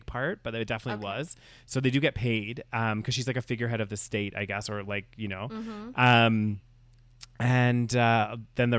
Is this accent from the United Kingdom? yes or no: yes; United Kingdom; I'm British, I like, I'm from the UK.